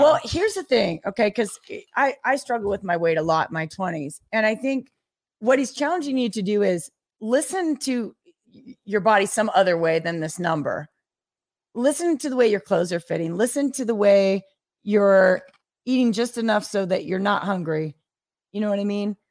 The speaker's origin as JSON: {"language": "English", "area": "the Northwest", "region": "Pacific Northwest", "country": "United States", "tie": "born or raised there", "moved": "yes", "lives_now": "Las Vegas, United States", "said": "I grew up in the Northwest"}